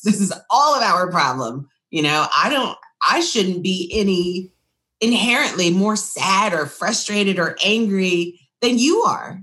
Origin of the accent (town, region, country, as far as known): Austin, Texas, United States; born or raised there